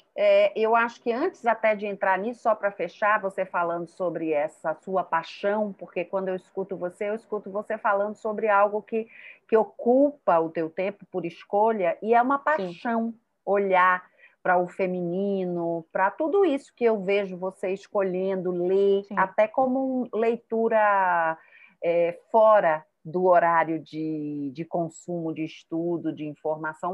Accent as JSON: {"language": "Portuguese", "town": "Salvador", "region": "Bahia", "country": "Brazil", "tie": "born or raised there", "also_born_or_lived": "Rio de Janeiro / Maceió", "accent": "baiana", "moved": "as an adult", "lives_now": "São Paulo, Brazil", "said": "meu sotaque é de baiana, eu morei, nasci no Rio de Janeiro, fui para a Bahia, para Salvador, com cinco anos."}